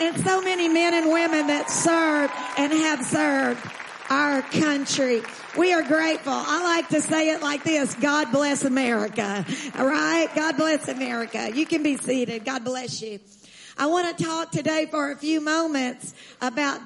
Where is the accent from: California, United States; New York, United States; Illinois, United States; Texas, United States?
Texas, United States; I'm from Texas